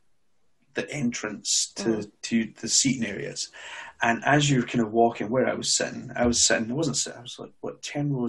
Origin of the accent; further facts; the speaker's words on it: Glasgow, Scotland, United Kingdom; I was born in Glasgow originally